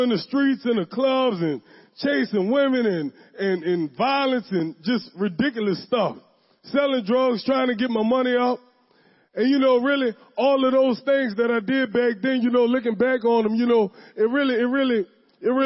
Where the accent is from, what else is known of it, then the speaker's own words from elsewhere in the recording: the West Bank, Louisiana, United States; I'm from the West Bank. I was born and raised on the West Bank.